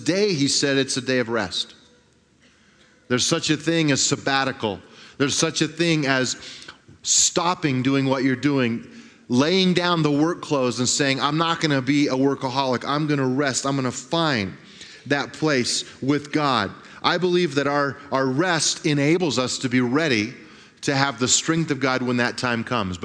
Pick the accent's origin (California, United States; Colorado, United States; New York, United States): Colorado, United States; Grand Junction; I grew up in Grand Junction, and my dad was a pastor of a church